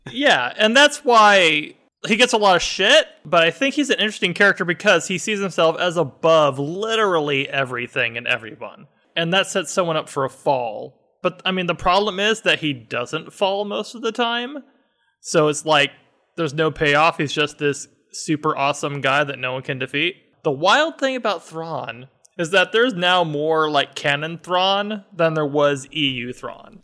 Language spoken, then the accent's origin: English; Phoenix, Arizona, United States; also born or lived in Hamilton, Ohio; I'm a desert rat, grew up in Phoenix, lived here my entire life, probably will never go anywhere else.